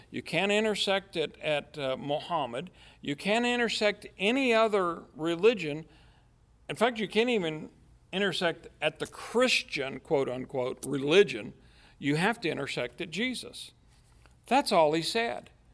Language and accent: English; United States; at the heart of me, I'm American